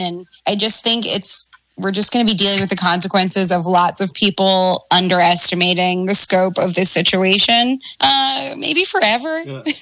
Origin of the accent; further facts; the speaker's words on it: Maryland, United States; my home state of Maryland